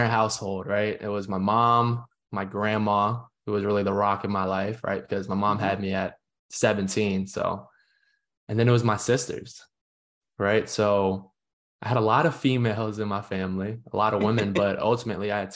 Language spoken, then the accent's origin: English; Northern Virginia, United States; moved away as an adult; I grew up in Northern Virginia